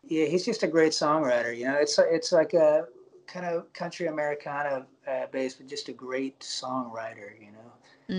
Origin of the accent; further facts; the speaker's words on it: Alabama, United States; moved away; also born or lived in Nashville / Los Angeles; I'm, I'm from Alabama originally